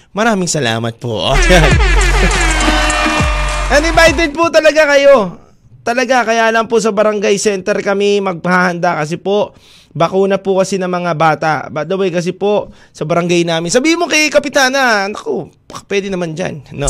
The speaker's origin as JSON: {"language": "Tagalog", "area": "Cebu", "region": "Central Visayas", "country": "Philippines", "tie": "born or raised there", "said": "sa hometown ko, Cebu"}